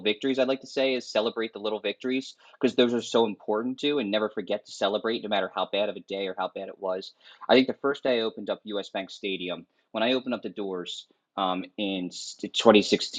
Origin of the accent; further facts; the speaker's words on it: Philadelphia, Pennsylvania, United States; moved away as an adult; also born or lived in Minnesota; being from the Northeast, I'm Philadelphia